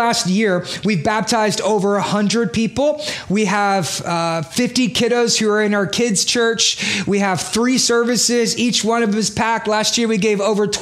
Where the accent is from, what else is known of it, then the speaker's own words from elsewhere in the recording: Beaumont, Texas, United States; moved away as an adult; also born or lived in Houston / New York; I'm from Beaumont